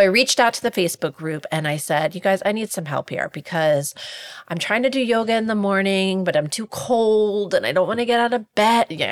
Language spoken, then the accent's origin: English; Milford, Delaware, United States; I grew up in Milford, Delaware